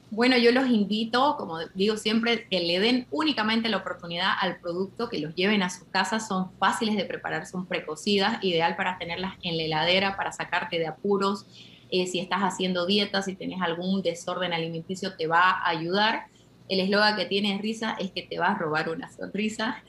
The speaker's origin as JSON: {"language": "Spanish", "country": "Argentina", "moved": "yes", "lives_now": "Bolivia", "said": "yo soy argentina, pero vivo en Bolivia hace más de 20 años"}